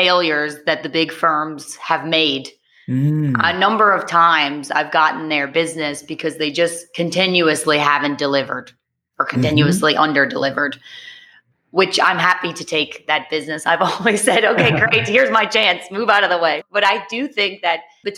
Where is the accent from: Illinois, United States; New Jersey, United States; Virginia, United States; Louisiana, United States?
Louisiana, United States; New Orleans; accent: American; moved away as an adult; now in Barcelona, Spain; I'm American. I'm from New Orleans, but I went to study abroad when I was 20